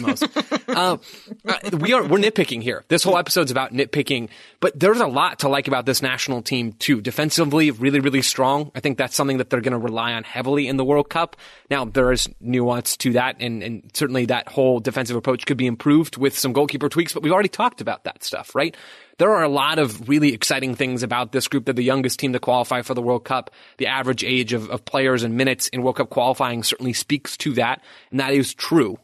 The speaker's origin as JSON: {"language": "English", "country": "United States", "said": "I'm an American"}